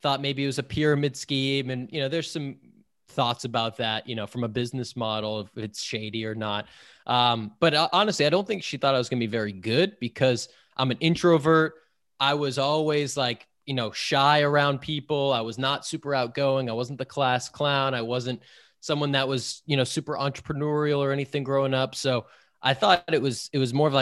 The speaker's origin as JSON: {"language": "English", "area": "outside of Boston", "region": "Massachusetts", "country": "United States", "tie": "born or raised there", "said": "So I grew up outside of Boston"}